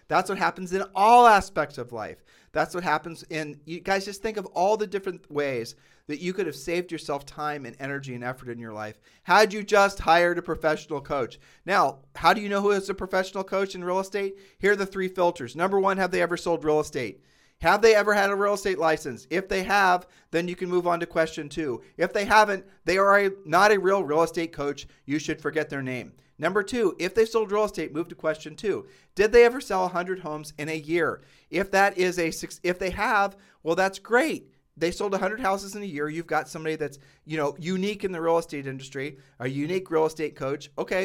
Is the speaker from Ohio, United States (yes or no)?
yes; Ohio, United States; We grew up in Ohio.